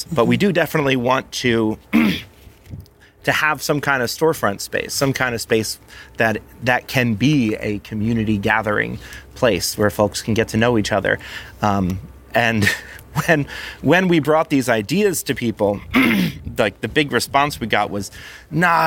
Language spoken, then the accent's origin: English; New Jersey, United States; growing up in South Jersey, being around Philly